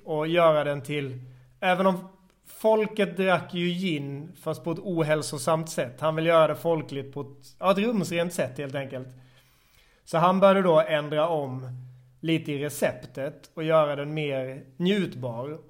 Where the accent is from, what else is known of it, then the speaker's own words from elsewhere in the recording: Växjö, Kronoberg County, Sweden; moved away as an adult; also born or lived in Malmö; now in Stockholm, Sweden; i Växjö i Småland där jag kommer ifrån